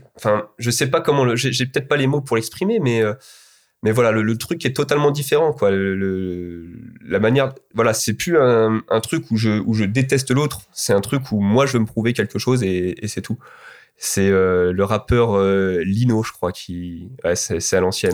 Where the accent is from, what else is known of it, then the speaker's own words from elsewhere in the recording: Alfortville, Île-de-France, France; also born or lived in Rosny-sous-Bois; je me suis entraîné quand j'étais petit à Alfortville